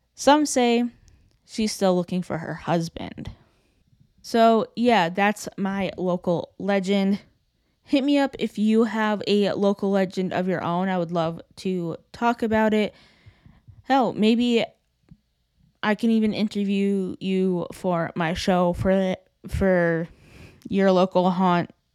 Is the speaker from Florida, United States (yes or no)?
no; Burlington, Connecticut, United States; my hometown of Burlington, Connecticut